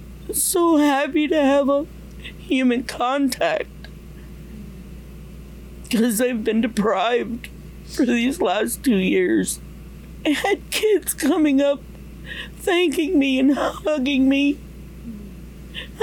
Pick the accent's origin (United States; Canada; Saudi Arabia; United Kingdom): Canada; Mohawk Territory, Ontario; from Tandanega Mohawk Territory. It's about 2 hours, 2.5 hours southwest of here